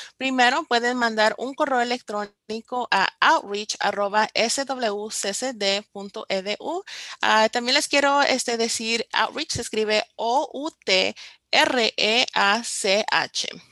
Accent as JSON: {"language": "Spanish", "town": "Compton", "region": "California", "country": "United States", "tie": "born or raised there", "said": "nací y crecí en Campton, California, que es el, condado de Los Ángeles"}